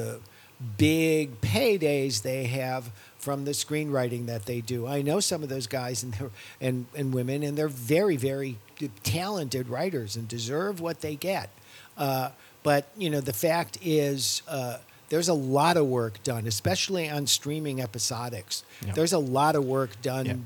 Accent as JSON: {"language": "English", "region": "New York", "country": "United States", "said": "I'm from New York"}